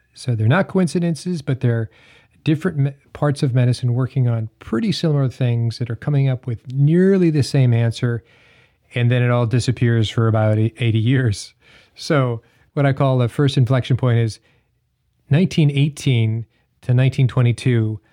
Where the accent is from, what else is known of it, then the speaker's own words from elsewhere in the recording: Hanover, New Hampshire, United States; I grew up in Hanover, New Hampshire